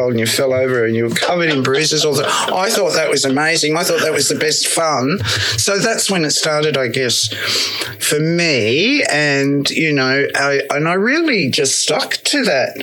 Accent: Sydney, New South Wales, Australia; moved away; I was born and raised in Sydney

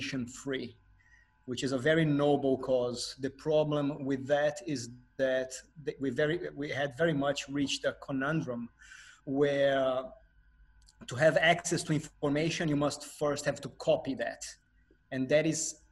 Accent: Brazil; first language Portuguese; English is a second language; moved away; As a Brazilian man, Portuguese is my native language

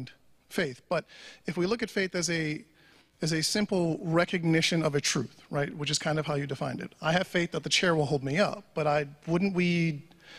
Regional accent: New York, United States; I'm a New Yorker

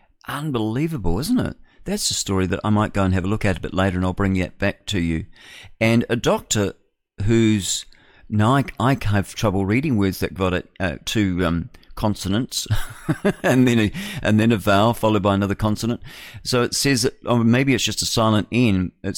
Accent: New Zealand; what does it matter where I'm from? You know, I'm a Kiwi, I'm New Zealander, like that.

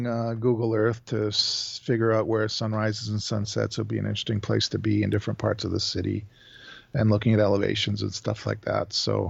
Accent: Calgary, Alberta, Canada; I'm from Calgary, Alberta, Canada.

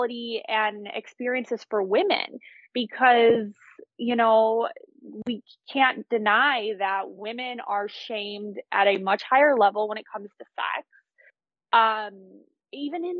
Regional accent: United States; as an American

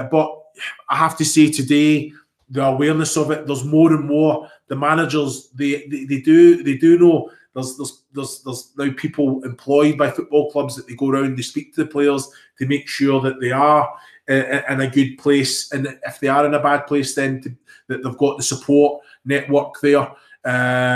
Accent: Scotland, United Kingdom; moved away; also born or lived in England; I'm Scottish. I'm proud to be Scottish

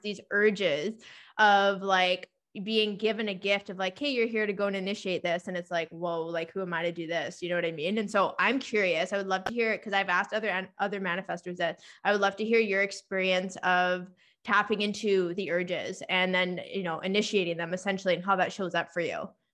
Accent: Victoria, British Columbia, Canada; I'm living in my hometown again.

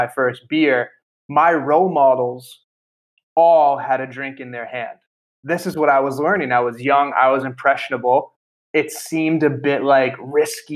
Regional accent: Boston, Massachusetts, United States; moved away as an adult; also born or lived in Italy; So I grew up in Boston, Massachusetts

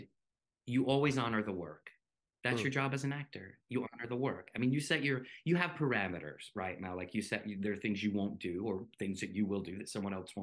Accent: North Carolina, United States; accent: southern; I grew up in the southern United States. I grew up in North Carolina.

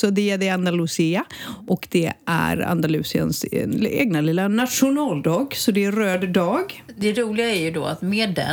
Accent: southern Sweden, Sweden; Och vi har alltid haft vecka 8 nere i söder.

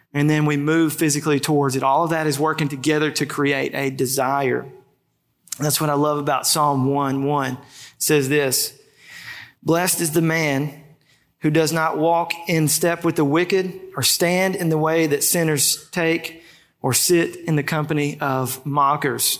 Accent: Ruston, Louisiana, United States; I grew up in Ruston, first job in high school

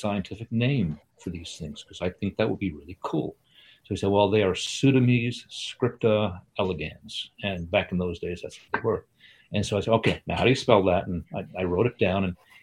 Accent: United States; also born or lived in Sweden; now in Vermont, United States; Came to the U.S. when I was 8 years old and lived outside New York City

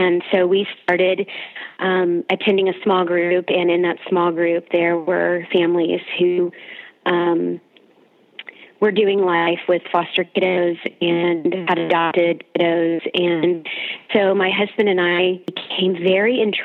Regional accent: Houston, Texas, United States; moved away as an adult; now in Austin, United States; we are originally from Houston and currently living in Austin.

